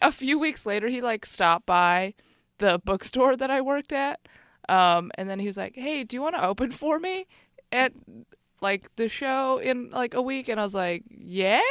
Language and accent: English; Chicago, Illinois, United States; now in San Francisco Bay Area, United States; I grew up in Chicago.